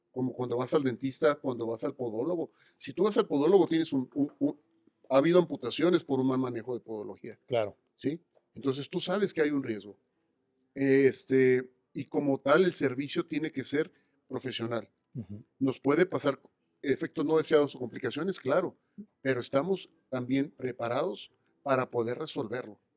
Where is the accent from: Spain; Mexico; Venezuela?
Mexico; Mexicali, Baja California; del norte, de la frontera. yo soy de Mexicali.